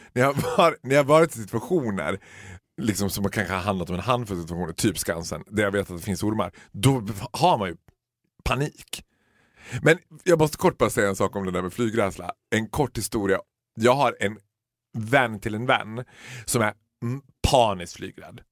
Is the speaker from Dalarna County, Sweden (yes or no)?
yes; Borlänge, Dalarna County, Sweden; Vi är födda och uppvuxna i Borlänge